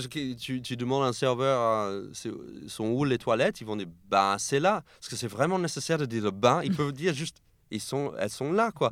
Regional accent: New York, United States; French is a second language; now in France; je suis né et j'ai grandi à New York, mais mes parents sont argentins.

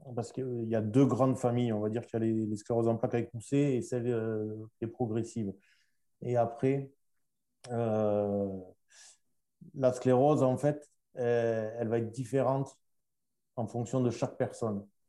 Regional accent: Toulouse, Occitania, France; de Toulouse, ma, ma ville natale aussi

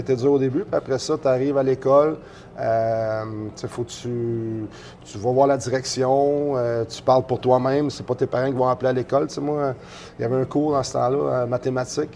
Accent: Sherbrooke, Quebec, Canada; also born or lived in Shawinigan, Quebec; now in Baie-Comeau, Canada; je viens de Sherbrooke, mais à partir de mon secondaire 1, je l'ai fait euh, à Shawinigan

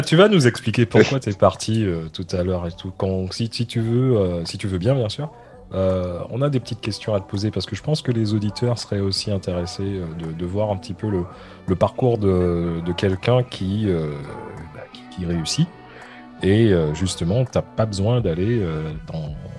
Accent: Martinique; je suis martiniquais, je suis né à la Martinique

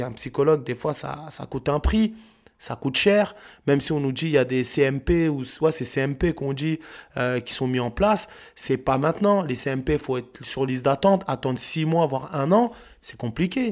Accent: France; On a grandi en France.

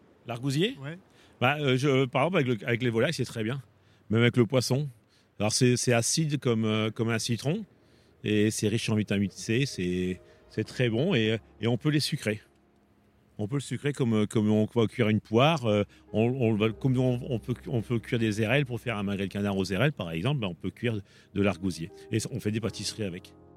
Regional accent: Arras, Hauts-de-France, France; je suis une native d'Arras

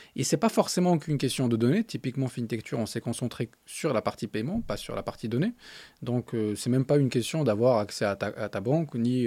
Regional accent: Agadir, Souss-Massa, Morocco; French is a second language; moved away as an adult; now in France; j'ai grandi à Gadir

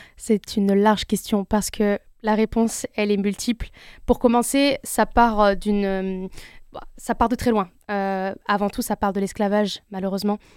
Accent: France; je suis algérienne turque d'origine, née en France

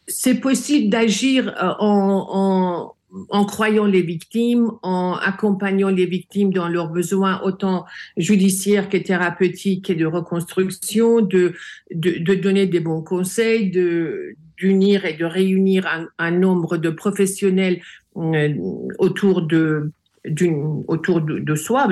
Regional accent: France; j'ai grandi en France. La France est mon second pays.

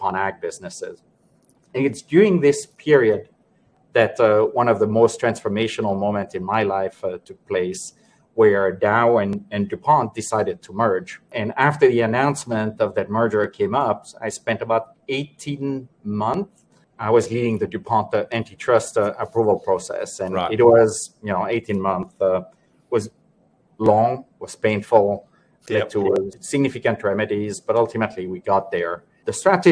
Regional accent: Switzerland; moved away as an adult; also born or lived in Geneva / Panama / New York; I was born and raised in Switzerland

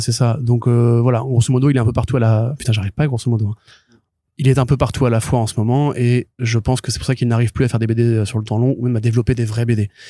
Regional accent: Paris, Île-de-France, France; je suis parisien

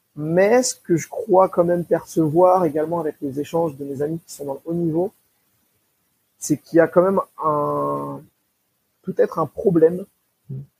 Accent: Seine-Saint-Denis, Île-de-France, France; originaire d'Île-de-France en 93

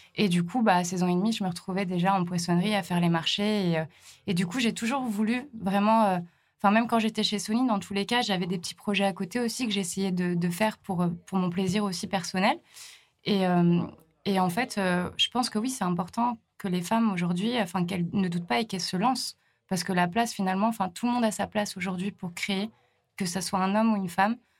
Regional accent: La Bernerie-en-Retz, Pays de la Loire, France; moved away as an adult; also born or lived in Australia; je viens d'à côté de Nantes, et dans un petit village qui s'appelle la Bernerie

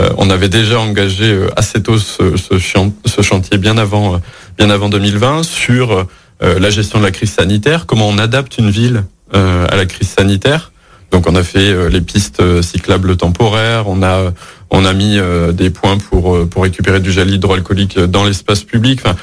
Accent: Lyon, Auvergne-Rhône-Alpes, France; also born or lived in Bourges; je suis né à Bourges, mais j'ai grandi dans la métropole de Lyon

